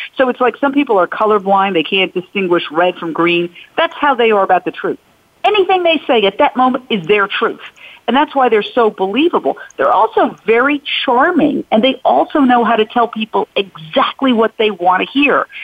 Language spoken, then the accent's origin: English; United States; as American women